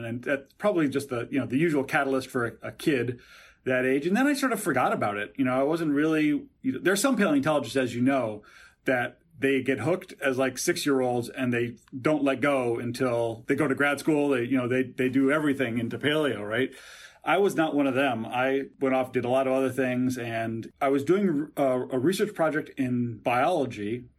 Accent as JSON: {"language": "English", "region": "Connecticut", "country": "United States", "tie": "born or raised there", "said": "I grew up in Connecticut."}